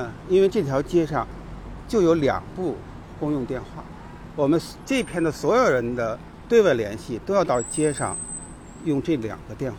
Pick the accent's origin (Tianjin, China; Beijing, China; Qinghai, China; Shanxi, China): Beijing, China; 东阳，我是在东阳威胡同这这里。我们经常从这里顺过一条小街过来。